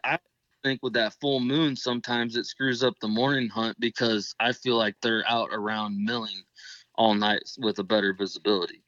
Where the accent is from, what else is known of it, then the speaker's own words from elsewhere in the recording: Northeast Indiana, United States; I'm from Northeast Indiana